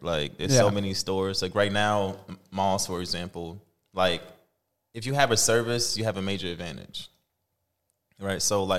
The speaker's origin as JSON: {"language": "English", "region": "New York", "country": "United States", "tie": "born or raised there", "also_born_or_lived": "Staten Island", "moved": "as an adult", "lives_now": "Minnesota, United States", "said": "I'm originally from New York."}